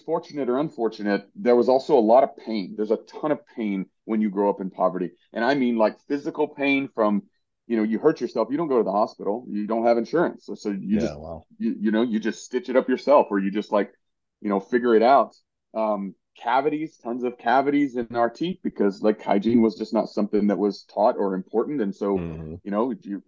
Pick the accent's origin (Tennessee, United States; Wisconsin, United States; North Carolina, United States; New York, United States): Tennessee, United States; East; I grew up in East Tennessee